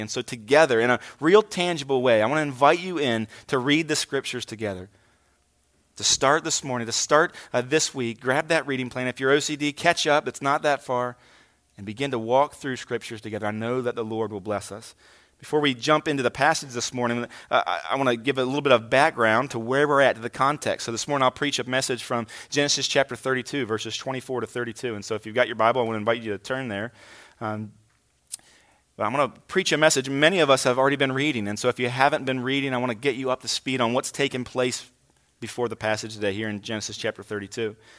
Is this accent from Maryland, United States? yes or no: yes; Hagerstown, Maryland, United States; moved away as an adult; also born or lived in Kingsport, Tennessee; I'm from this area, uh, spent most of my childhood here